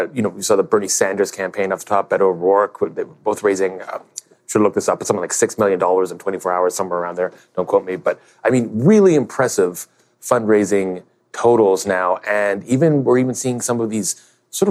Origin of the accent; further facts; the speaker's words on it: Canada; as a Canadian